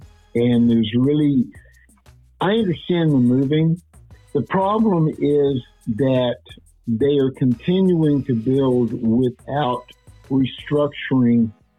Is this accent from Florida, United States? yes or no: no; Dallas, Texas, United States; moved away; I came from Dallas. When I left Dallas in 1971, there was approximately 600,000 people in that town.